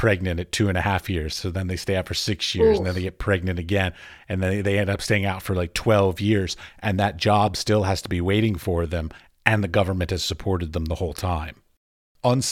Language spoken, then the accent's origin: English; United States; moved away as an adult; now in Czech Republic; I'm in the Czech Republic right now, because I'm American, but my wife is Czech.